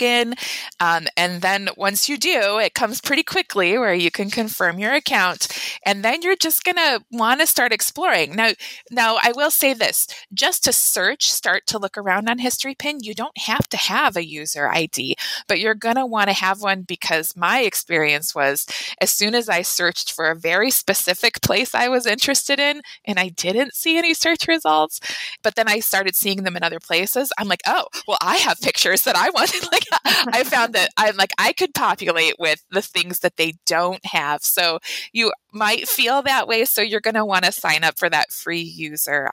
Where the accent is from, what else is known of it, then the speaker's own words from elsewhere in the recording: Euclid, Ohio, United States; my hometown of Euclid, Ohio.